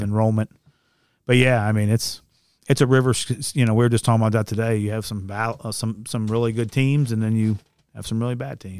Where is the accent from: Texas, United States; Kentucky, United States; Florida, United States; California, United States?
Kentucky, United States; Ludlow; born or raised there; also born or lived in Villa Hills